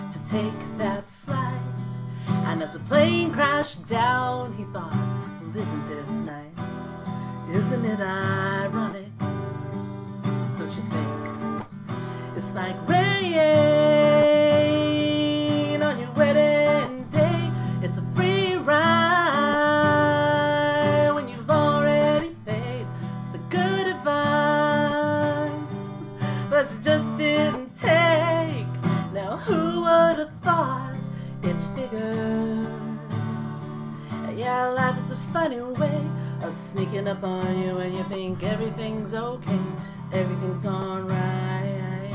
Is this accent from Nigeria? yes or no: no; Philippines; this weekend, I'm also I'm Filipina.